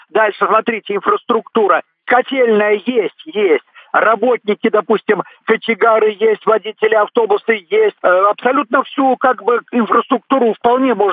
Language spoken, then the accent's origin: Russian; Novgorod Oblast, Russia; also born or lived in Krasnodar Krai; я родился, Э, в Краснодарском крае. Потом снова мы приехали в Новгородскую область.